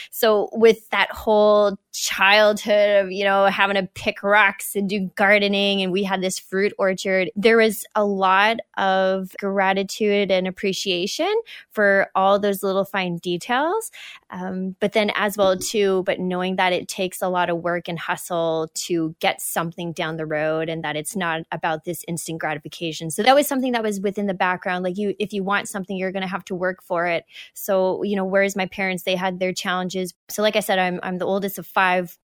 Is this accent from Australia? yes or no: no; New Brunswick, Canada; also born or lived in Alberta / British Columbia; we were out there till I was about halfway through kindergarten